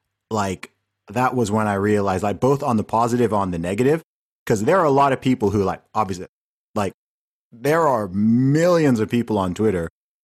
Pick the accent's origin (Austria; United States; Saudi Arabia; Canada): Saudi Arabia; I grew up in Saudi Arabia